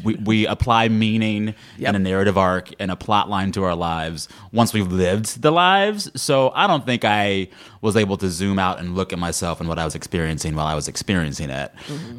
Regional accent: Texas, United States; moved away; growing up in Texas, I was at my all black church several times a week

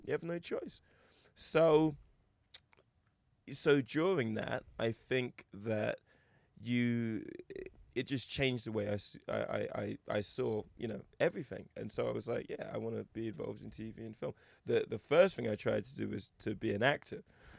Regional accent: England, United Kingdom; also born or lived in Toronto, California, United States; I was just happy that everyone loved my accent. I just had to talk and people were like, oh, you're English, oh my god.

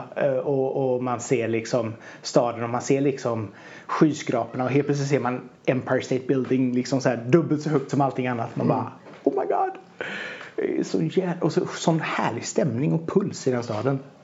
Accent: Hunnebostrand, Västra Götaland, Sweden; jag kommer från Hunnebosand själv

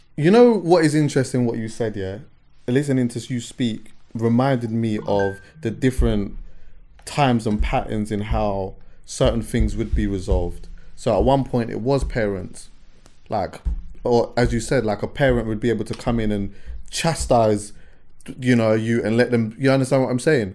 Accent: London, United Kingdom; I'm from West

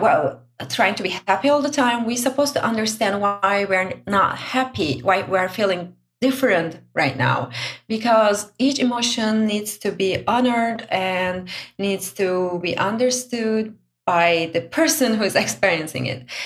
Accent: Turkey; now in Brussels, Belgium; I'm originally from Turkey.

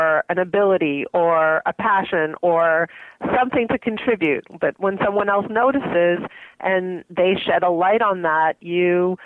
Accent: Montreal, Quebec, Canada; now in Toronto, Canada; I grew up in Montreal

